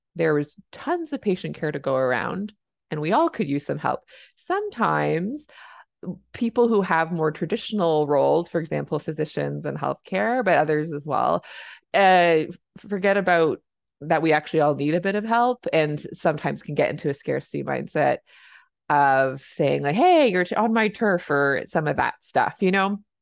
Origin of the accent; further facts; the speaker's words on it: Canada; I'm a Canadian family physician